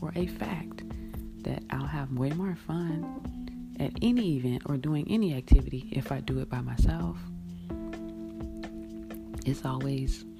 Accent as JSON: {"language": "English", "region": "Florida", "country": "United States", "tie": "born or raised there", "said": "when I was growing up in Florida"}